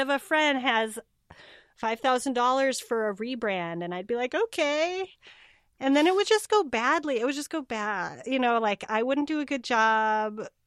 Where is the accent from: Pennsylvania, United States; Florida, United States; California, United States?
California, United States; moved away as an adult; also born or lived in Cape Town, South Africa / Bay Area, California; now in Portland, United States; I grew up in California